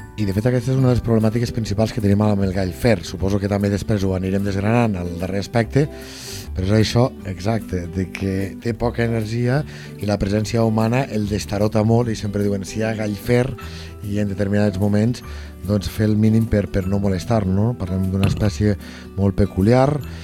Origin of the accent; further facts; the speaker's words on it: Lleida, Catalonia, Spain; jo sóc de Lleida